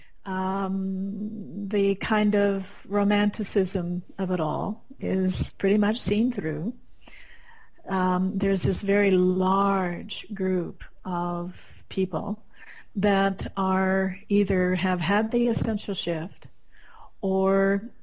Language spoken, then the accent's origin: English; Colorado, United States; You know, we're both from Colorado